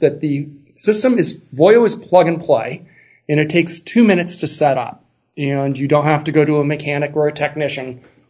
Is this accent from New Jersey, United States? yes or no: no; Los Angeles, California, United States; now in San Francisco, United States; I was born and raised in Los Angeles, California.